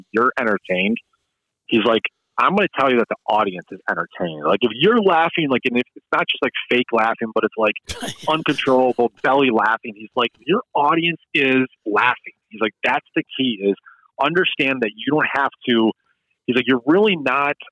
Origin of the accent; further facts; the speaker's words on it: Grosse Pointe, Michigan, United States; also born or lived in Ann Arbor; now in Royal Oak, United States; I'm a kid from Grosse Pointe who went to Michigan, who lived in Ann Arbor, who now lives in Royal Oak